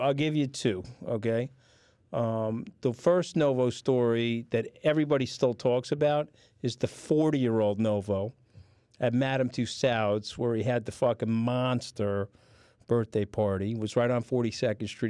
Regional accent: Long Island, New York, United States; the town I grew up in was the largest deposit of granulated sand in North America

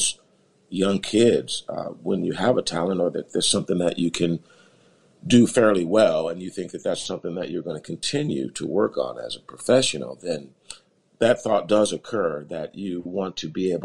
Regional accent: Los Angeles, California, United States; I was born in Los Angeles, California. Right around South Central Los Angeles

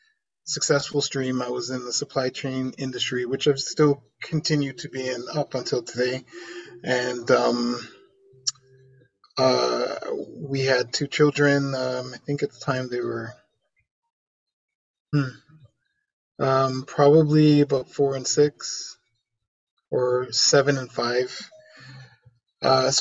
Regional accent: Vaughan, Ontario, Canada; also born or lived in Toronto; we moved to the sticks out in Vaughan. Growing up in Vaughan was good

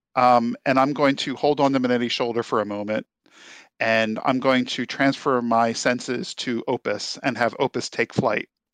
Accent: New Jersey, United States; I was raised in South New Jersey

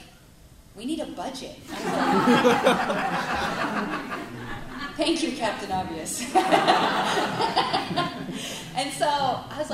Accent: United States; growing up in the States

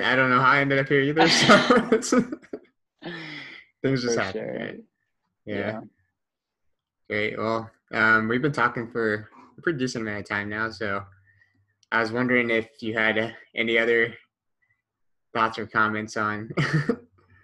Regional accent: United States; as an American

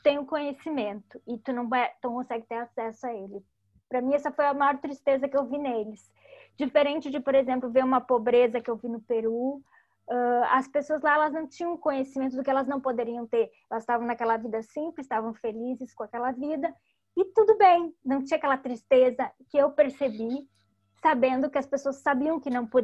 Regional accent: Cuba; Eu não posso eu sou cubano, eu não tenho permissão para entrar na praia.

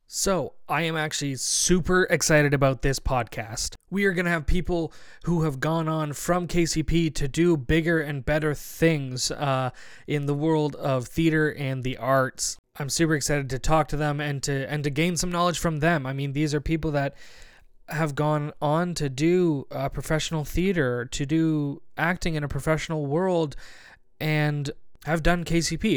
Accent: Barrie, Ontario, Canada; I'm from Barrie, Ontario

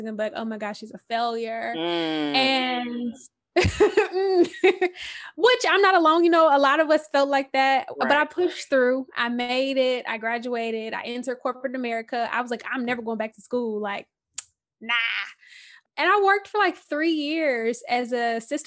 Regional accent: Houston, Texas, United States; I'm from Houston, you know, born, raised

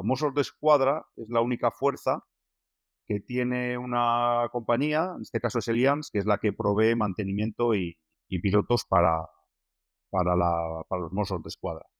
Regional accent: Basque Country, Spain; como buenos vascos

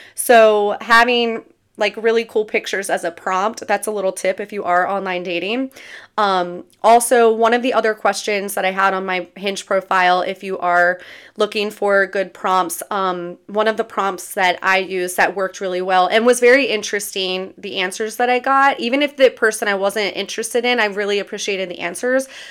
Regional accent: near Berlin, Maryland, United States; It's right outside of my hometown. It's close to the beach in Ocean City, Maryland

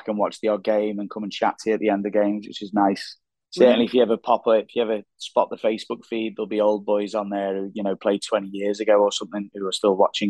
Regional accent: Formby, North West England, United Kingdom; moved away as an adult; now in Dubai, United Arab Emirates; I'm from Liverpool. I'm from the posh bit, from Formby.

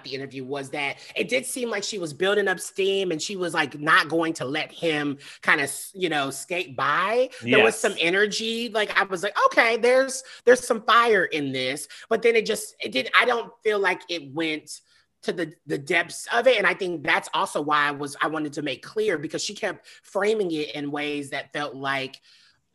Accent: the South, United States; I'm from the South. I know I grew up in the depths of like Christianity and Pentecostal.

